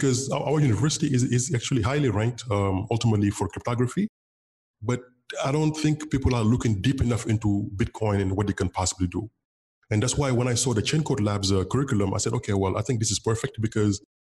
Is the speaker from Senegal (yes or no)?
yes; Senegal; first language Wolof; English is a second language; moved away as an adult; also born or lived in San Francisco, United States; in Senegal, my native language is Wolof. My mom's tongue is Wolof, W-O-L-O-F. To go to school here, I had to learn French